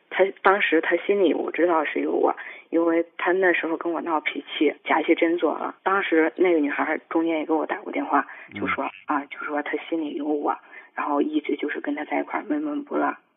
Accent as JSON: {"language": "Chinese", "town": "Zhengzhou", "region": "Henan", "country": "China", "said": "我是郑州这边儿的"}